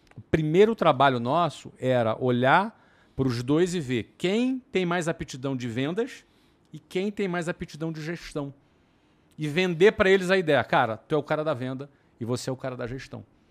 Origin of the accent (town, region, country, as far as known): Brazil; now in Germany